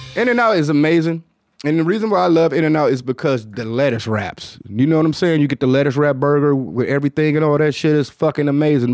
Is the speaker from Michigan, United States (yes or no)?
yes; Detroit, Michigan, United States; accent: Detroit; my Detroit accent